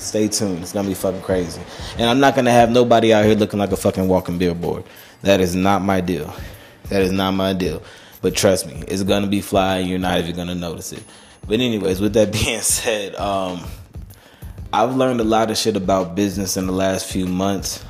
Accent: Charlotte, North Carolina, United States; born or raised there

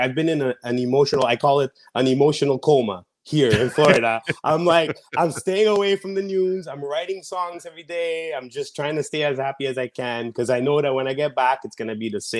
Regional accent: Montreal, Quebec, Canada; the pandemic back home in Canada. I'm from Montreal, like most of you already know.

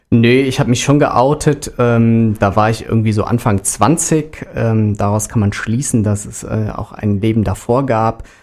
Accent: Rhineland, Germany; accent: Rhenish; now in Frankfurt, Germany; Ich bin äh, Rheinländer und das mit Leidenschaft, wohne aber seit gut einem Dreivierteljahr in Frankfurt, aber den rheinischen Akzent ähm, hat man mir

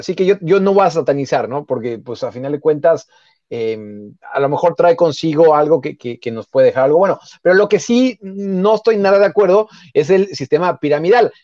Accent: Mexico; nosotros como mexicanos

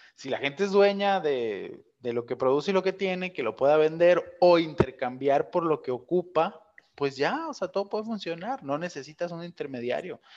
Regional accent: Ciudad Obregón, Sonora, Mexico; de donde yo soy ahí en Obregón

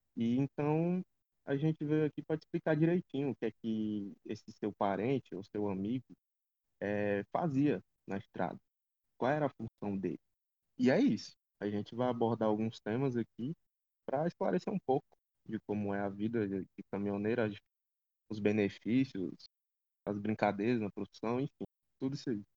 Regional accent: Ceará, Brazil; sou daqui do Ceará, da base Nordeste, do grupo Pode Carro

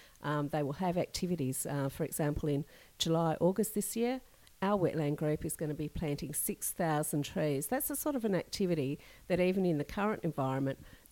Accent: Perth, Western Australia, Australia; When I grew up in Perth

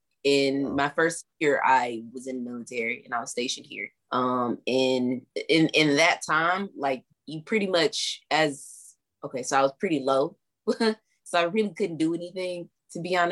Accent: Alabama, United States; moved away as an adult; now in Japan; where I'm from Alabama

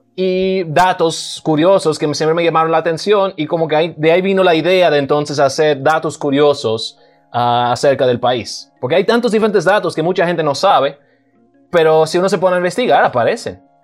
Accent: Cibao, Dominican Republic; Spanish is a second language; now in Jarabacoa, Dominican Republic; me crié en el Cibao, pero soy de una familia alemana. Así que yo vine al país cuando tenía como 13 años de edad y aprendí el español

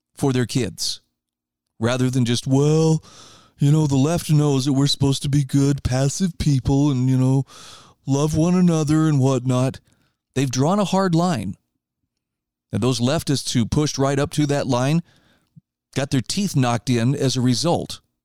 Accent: United States; I'm an American and I'm going to stay here

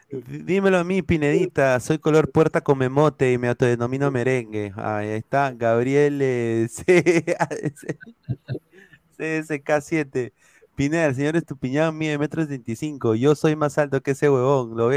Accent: Peru; born there; Bueno, pero yo nací en Perú, o sea, entonces

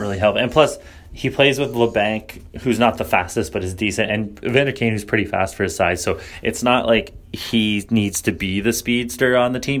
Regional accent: Canada; me being Canadian

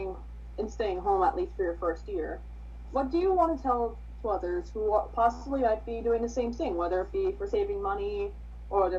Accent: New York, United States; We're from New York

